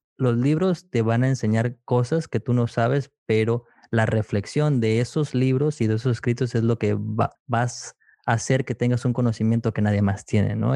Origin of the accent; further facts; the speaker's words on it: McAllen, Texas, United States; yo soy de McAllen, Texas